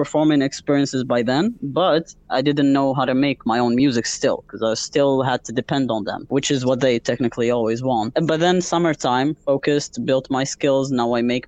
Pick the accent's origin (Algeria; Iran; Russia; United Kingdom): Algeria; Algerian Sahara; now in Montreal, Canada; I'm originally from the Algerian Sahara